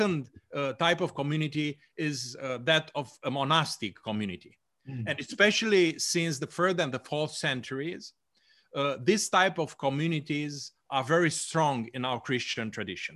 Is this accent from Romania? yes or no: yes; Romania; I was born in Romania